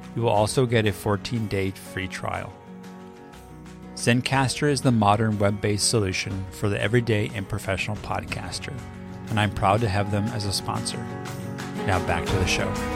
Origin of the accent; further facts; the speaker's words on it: California, United States; We're both from California, and our state is really well known for its wines